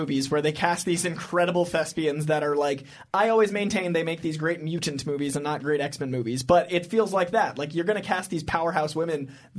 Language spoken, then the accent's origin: English; Boston, Massachusetts, United States; I'm from Boston